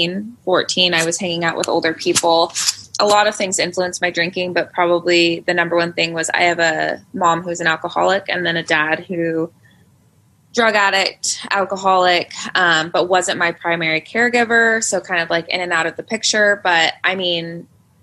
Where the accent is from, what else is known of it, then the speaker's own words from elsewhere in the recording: Covington, Washington, United States; I was pretty much born and raised in Seattle. I say Seattle because I'm actually from a very small town that nobody has ever heard of, like 40 minutes south of the actual city of Seattle called Covington.